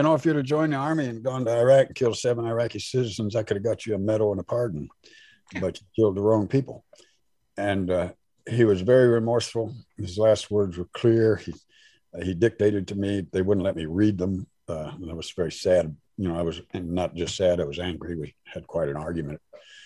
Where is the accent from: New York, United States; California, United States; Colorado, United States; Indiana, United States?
Indiana, United States; Southern; I was raised in Southern Indiana in a sundown town, or near it, 5 miles east of Odin, Indiana